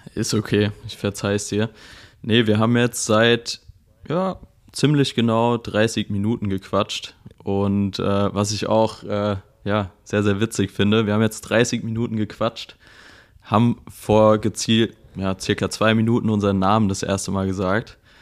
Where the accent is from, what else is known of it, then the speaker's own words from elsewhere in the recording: Mainz, Rhineland-Palatinate, Germany; Ich komme aus Mainz.